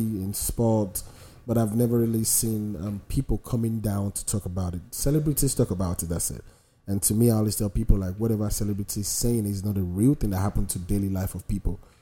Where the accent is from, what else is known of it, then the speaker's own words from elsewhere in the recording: Nigeria; now in United States; a lot of Nigerians are coming here with a mindset of how we do things back home